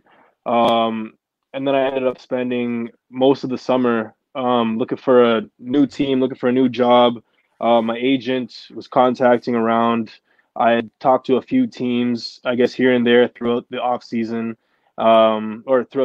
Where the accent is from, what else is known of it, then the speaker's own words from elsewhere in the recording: Ottawa, Ontario, Canada; From Ottawa, born and raised, South End.